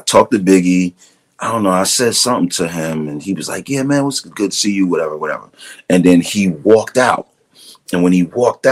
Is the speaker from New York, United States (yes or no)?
yes; New York City, New York, United States; I'm from Brooklyn